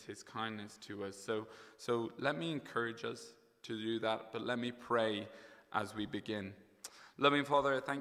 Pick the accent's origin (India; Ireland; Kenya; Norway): Ireland; County Kilkenny; moved away as an adult; also born or lived in United Kingdom; now in Dublin, Ireland; I had the privilege of growing up in the best county in Ireland, Kilkenny. So I grew up there until I left and studied over in the UK.